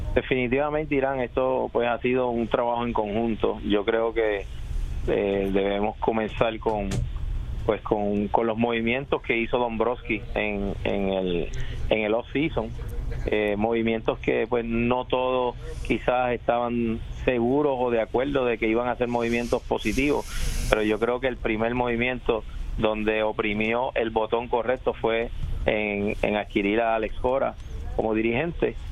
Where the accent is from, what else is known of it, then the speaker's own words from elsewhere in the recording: Puerto Rico; soy puertorriqueño